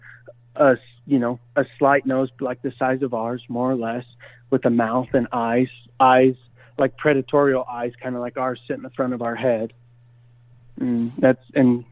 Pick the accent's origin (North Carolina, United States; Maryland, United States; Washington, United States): Washington, United States; growing up in Washington State